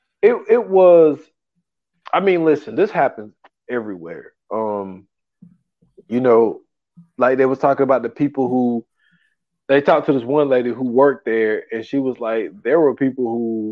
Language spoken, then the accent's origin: English; Greer, South Carolina, United States; I'm from Greer